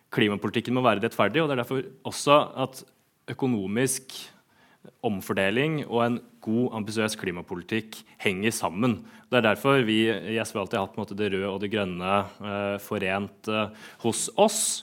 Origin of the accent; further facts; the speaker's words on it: Sarpsborg, Østfold, Norway; hjemme i min hjemby, Sarpsborg